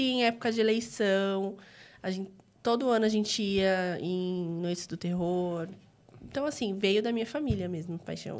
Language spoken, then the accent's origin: Portuguese; Diadema, São Paulo, Brazil; also born or lived in São Bernardo do Campo; eu nasci em São Paulo, mas eu morei desde pequena em Diadema.